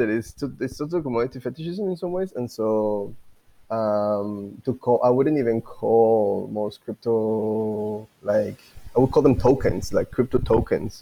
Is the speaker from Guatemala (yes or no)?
yes; Guatemala; I'm from Guatemala